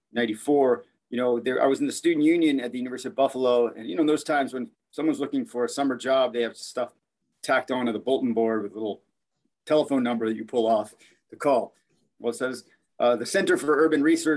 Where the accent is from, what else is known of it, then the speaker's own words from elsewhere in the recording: Córdoba, Argentina; also born or lived in New York State, United States; now in Richmond, United States; I was born in Argentina, but raised in Argentina and the United States in New York State